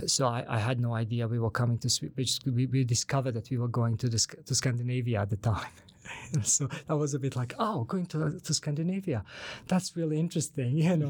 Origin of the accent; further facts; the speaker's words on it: Banja Luka, Republika Srpska, Bosnia & Herzegovina; first language Bosnian; English is a second language; now in Sweden; I'm from Banja Luka.